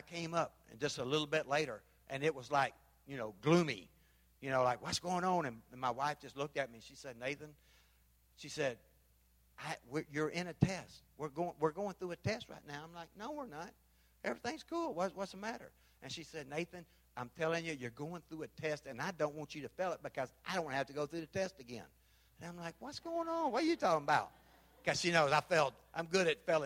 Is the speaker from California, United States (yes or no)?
no; Memphis, Tennessee, United States; moved away; also born or lived in Panama; I'm from Memphis